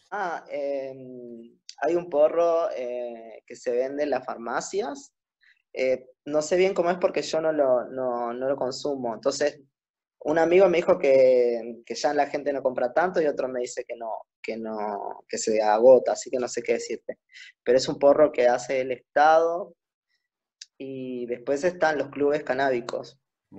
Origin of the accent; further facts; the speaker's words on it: Uruguay; moved away as an adult; also born or lived in Buenos Aires, Argentina; un artista de Uruguay.